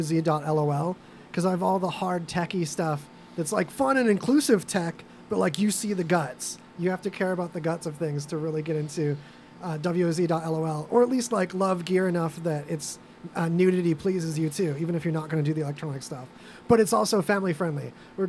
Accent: California, United States; I was born down the street in California.

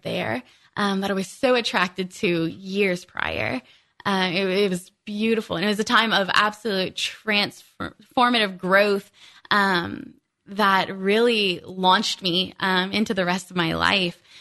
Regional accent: South Louisiana, United States; moved away; I was born and raised there, born and raised in South Louisiana.

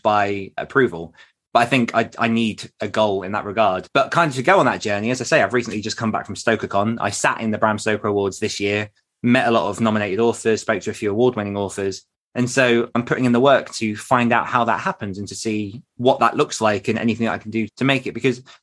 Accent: United Kingdom; being British

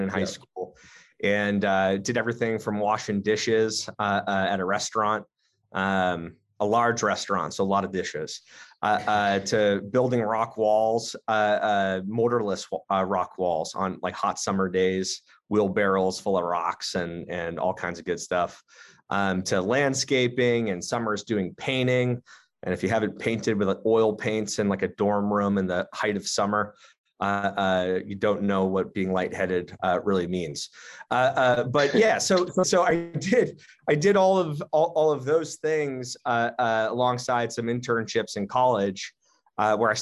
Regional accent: Southern New Hampshire, United States; moved away as an adult; now in Boston, United States; I grew up actually in Southern New Hampshire.

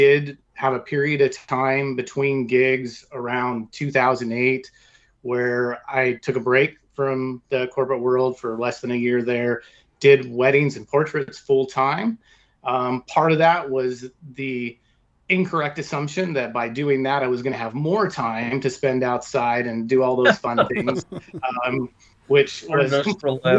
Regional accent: Oregon, United States; pretty much born and raised in the Pacific Northwest, or really in Oregon, in different cities

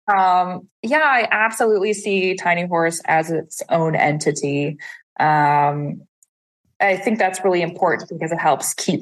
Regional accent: Saskatoon, Saskatchewan, Canada; moved away as an adult; also born or lived in Montreal; I started a national poetry series in my hometown of Saskatoon, Saskatchewan

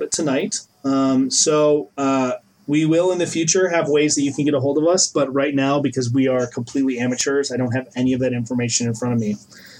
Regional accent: Midwest, United States; moved away as an adult; also born or lived in New England; I grew up in the Midwest where particularly Lutheran churches were very common

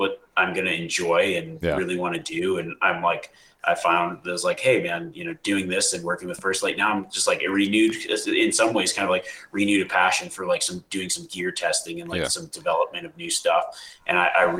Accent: Nevada, United States; I grew up in Nevada, live in Nevada

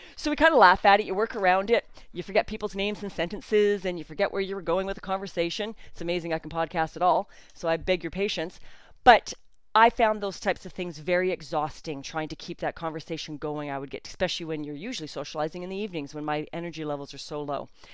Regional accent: Canada; I'm Canadian

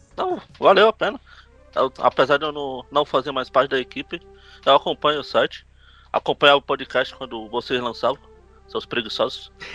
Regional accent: São Paulo, Brazil; eu sou de São Paulo

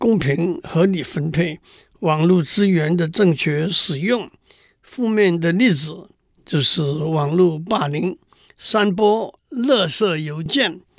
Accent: Tainan, Taiwan; 例如我的老家在台南，这是一个不会改变的事实。

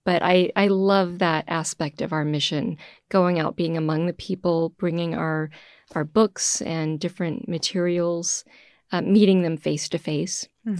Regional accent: Houston, Texas, United States; moved away as an adult; now in Boston, United States; I'm originally from Houston, Texas. So when I entered the community many, many years ago, moving from a little town outside of Houston up to Boston was a huge adjustment.

